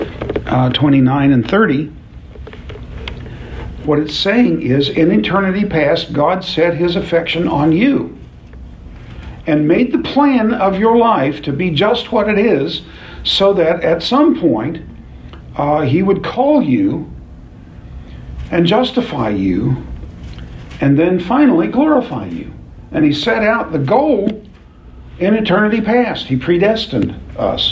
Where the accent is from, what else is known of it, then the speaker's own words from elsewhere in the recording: The Village, Oklahoma, United States; I happen to live on Downing Street in Oklahoma City, in the Village. You've never heard of the Village. It's a 2-square-mile city in the middle of Oklahoma City. But I grew up on Downing Street